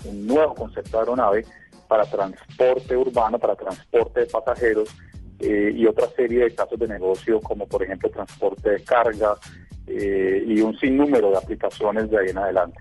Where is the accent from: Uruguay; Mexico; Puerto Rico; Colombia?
Colombia; yo soy colombiano